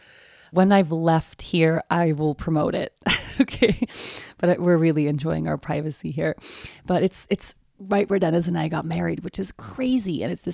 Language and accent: English; Stockholm, Stockholm County, Sweden; English is a second language; also born or lived in Uppsala; so I'm from Stockholm. Actually, I'm from Uppsala, which is a university city about an hour north of Stockholm. My whole family's from there. But when I was 9, I moved to Stockholm and I lived the rest of my years there.